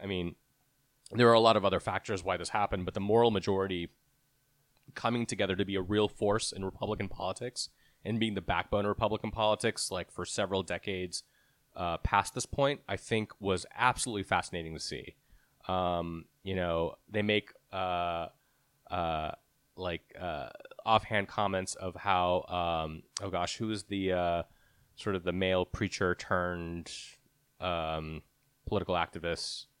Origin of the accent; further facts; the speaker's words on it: Texas, United States; I grew up in Texas